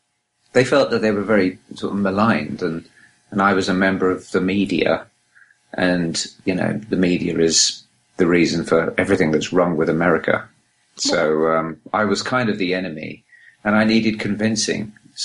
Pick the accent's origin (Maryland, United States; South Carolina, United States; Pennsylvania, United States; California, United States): California, United States; Los Angeles; I'm from Los Angeles.